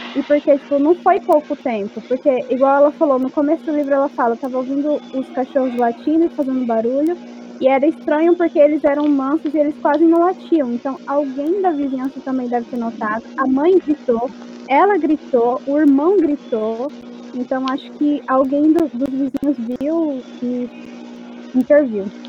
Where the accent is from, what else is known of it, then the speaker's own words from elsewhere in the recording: Rondonópolis, Mato Grosso, Brazil; eu sou de Rondonópolis